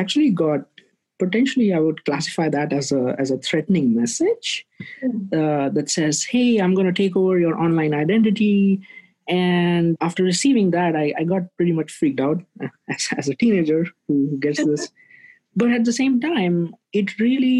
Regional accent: India; moved away as an adult; now in San Francisco Bay Area, United States; I'm originally from India, but I've been here in the US for about 6+ years now

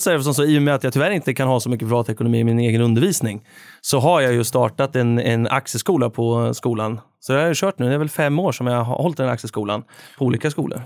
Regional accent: Värmland, Sweden; now in Örebro, Sweden; Nu får man väl snart kalla sig för Örebroare efter tio år på, eh, på planen. Men, eh, från början så är det ju Värmland som gäller.

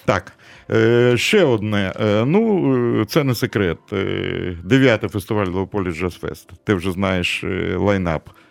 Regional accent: Kyiv, Ukraine; я ж на Подолі тут народився

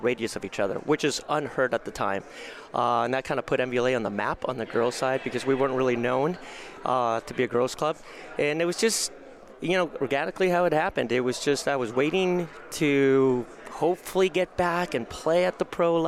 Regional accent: Bay Area, California, United States; I was from the Bay Area, so I lived at home.

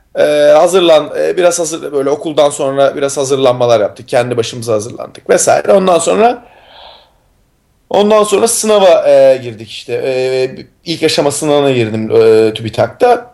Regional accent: Istanbul, Turkey; moved away; İstanbul'da doğdum büyüdüm.

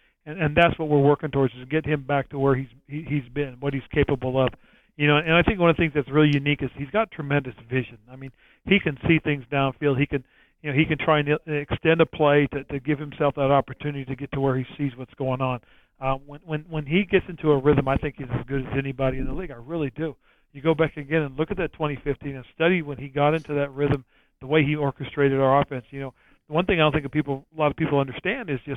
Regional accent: San Francisco Bay Area, California, United States; moved away; it was in my hometown area

